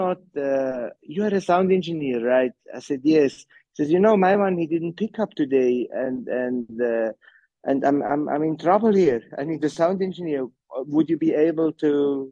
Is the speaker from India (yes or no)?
no; Switzerland; moved away as an adult; also born or lived in Johannesburg, South Africa; now in South Africa; I'm from Switzerland